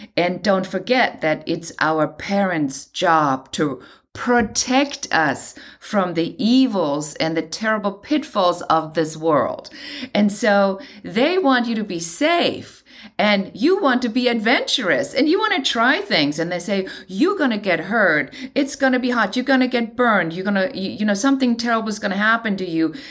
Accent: Germany; moved away as an adult; now in Los Angeles, United States; I'm originally from Germany

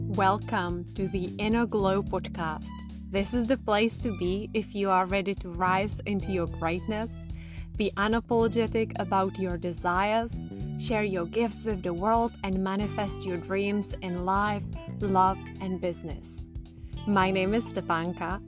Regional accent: Czechia; now in England, United Kingdom; I grew up in the Czech Republic, now I live in England

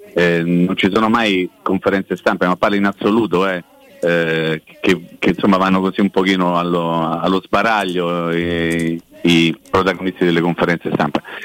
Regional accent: Rome, Lazio, Italy; now in Recanati, Italy; come si dice a Roma, essendo io romano

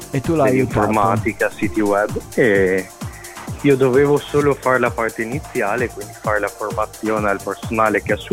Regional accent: Rovigo, Veneto, Italy; also born or lived in Romania; No, i miei sono siciliani entrambi e sono venuti qua a Rovigo perché mio papà era un carabiniere e quindi si sono spostati qua per lavoro.

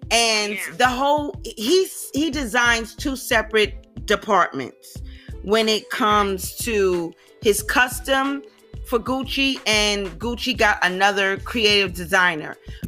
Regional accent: New York City, New York, United States; I'm from Harlem

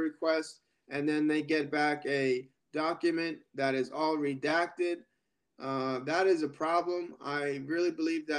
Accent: United States; being an American citizen

